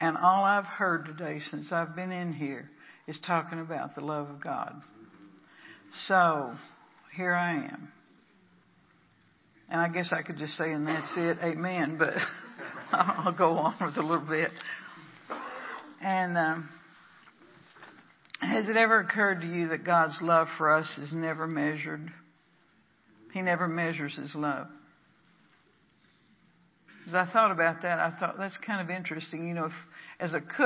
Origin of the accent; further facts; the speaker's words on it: Texas, United States; now in Pacific Northwest, United States; I'm from the South. I'm from Texas.